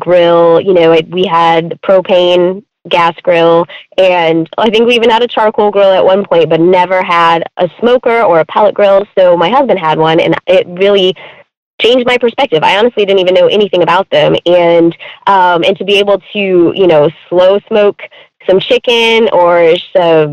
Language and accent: English; Michigan, United States; moved away as an adult; also born or lived in Florida; now in Knoxville, United States; I grew up in Michigan, lived there for 30 years